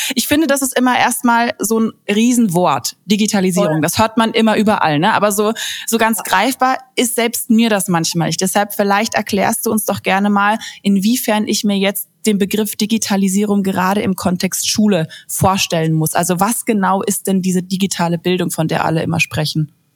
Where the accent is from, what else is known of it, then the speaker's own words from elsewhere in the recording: Baden-Württemberg, Germany; bei uns in Baden-Württemberg